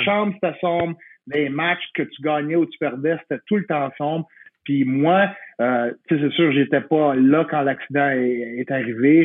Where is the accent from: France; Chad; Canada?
Canada; Quebec; je suis québécois comme toi